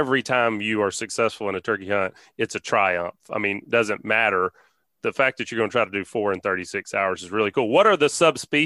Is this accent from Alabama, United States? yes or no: yes; Alabama, United States; I'm from Alabama